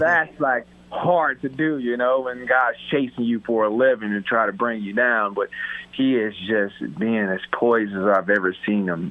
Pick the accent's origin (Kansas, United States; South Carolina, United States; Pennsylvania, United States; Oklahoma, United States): South Carolina, United States; born or raised there; now in Buffalo, United States